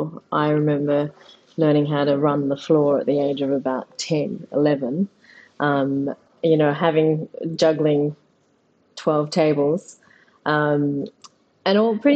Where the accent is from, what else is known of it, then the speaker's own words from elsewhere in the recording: Mossman, Queensland, Australia; I grew up in Mossman, and we can talk a little bit about that. We were the first Asians, pretty much the first Asian kids in our neighborhood.